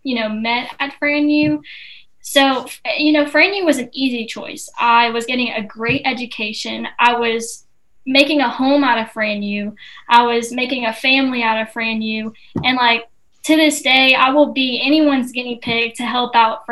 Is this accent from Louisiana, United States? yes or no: yes; Chauvin, Louisiana, United States; I'm originally from Chauvin, Louisiana